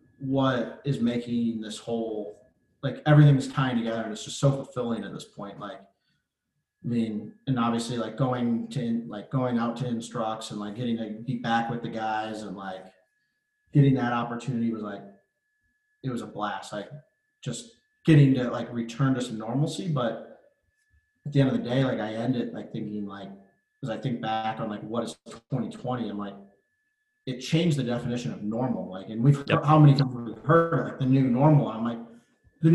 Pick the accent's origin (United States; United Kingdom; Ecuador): United States; Avon Lake, Ohio; moved away as an adult; also born or lived in Arizona / Mississippi; now in Pittsburgh, United States; I grew up in Avon Lake, Ohio